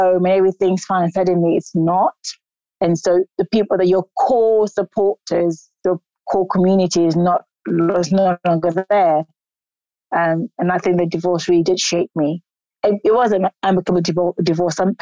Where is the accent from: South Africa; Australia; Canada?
South Africa; also born or lived in South London; now in London, United Kingdom; I was born in South Africa in a long time ago